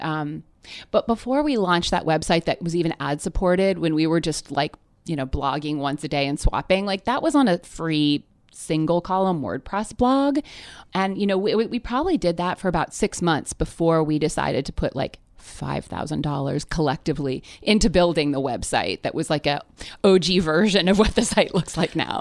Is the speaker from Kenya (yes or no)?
no; near Toronto, Ontario, Canada; moved away as an adult; now in Brooklyn, United States; I grew up in Canada near Toronto um, through high school